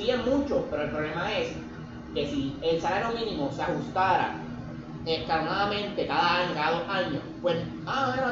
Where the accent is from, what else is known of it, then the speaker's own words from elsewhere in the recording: Puerto Rico; yo como boricua quiero vivir aquí, quiero tener mi Netflix, mi Amazon, mi par de mierda, que eso viene, eso viene del capitalismo de Estados Unidos, de colonias